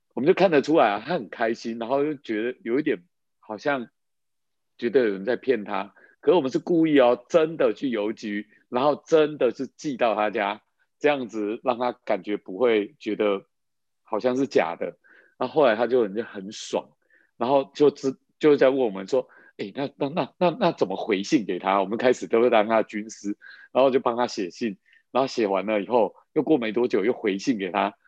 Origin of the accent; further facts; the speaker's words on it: Taiwan; 我们那时候在那个眷村长大的